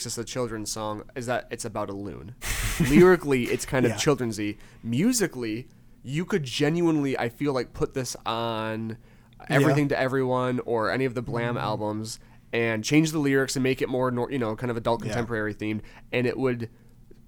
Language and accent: English; Michigan, United States; we're from Michigan